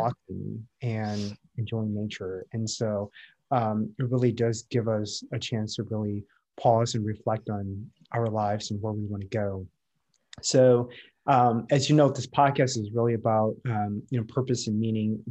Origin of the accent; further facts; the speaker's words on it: Midwest, United States; moved away as an adult; also born or lived in Minneapolis / San Francisco; now in San Diego, United States; was born and raised in the Midwest, lived in the Midwest all my life